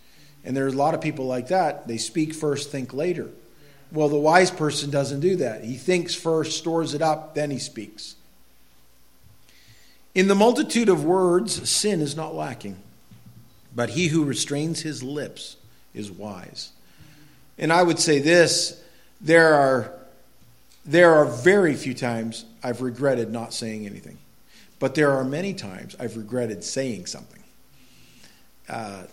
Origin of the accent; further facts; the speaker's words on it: Quimby, Maine, United States; I grew up in Quimby, Maine